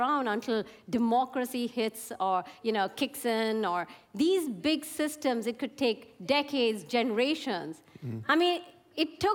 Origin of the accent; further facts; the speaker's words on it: India; I come from India